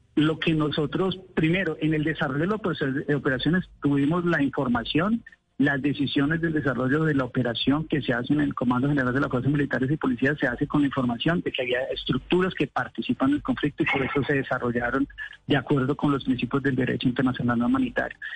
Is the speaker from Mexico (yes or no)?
no; Colombia